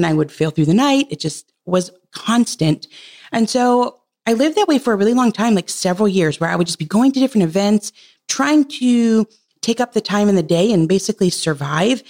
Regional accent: Michigan, United States; We're from Michigan.

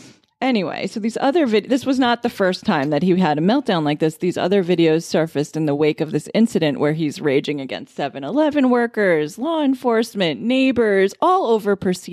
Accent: Roslyn, New York, United States; I'm from Roslyn.

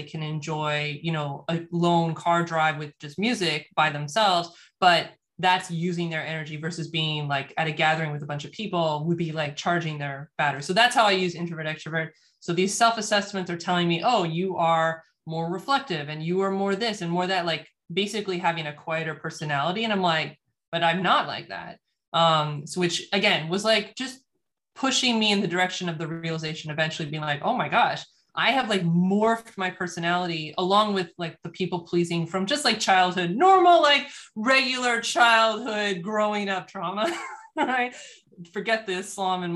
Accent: United States; I'm in the US, born and raised in the United States

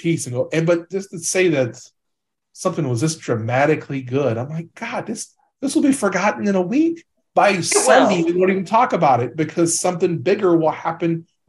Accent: United States; I'm from America.

